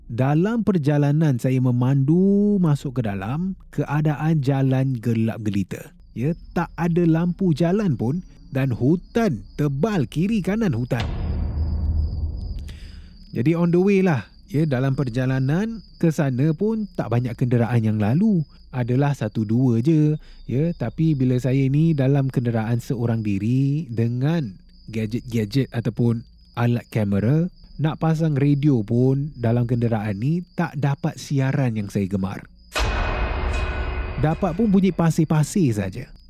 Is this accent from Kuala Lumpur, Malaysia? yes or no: yes; Kuala Lumpur, Malaysia; sebab saya dari Kuala Lumpur KL. Ya, Kuala Lumpur